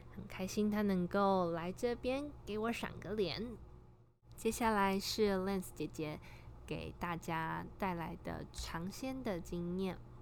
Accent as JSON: {"language": "Chinese", "country": "Taiwan", "tie": "born or raised there", "moved": "as an adult", "lives_now": "Hawaii, United States", "said": "我从小在台湾长大"}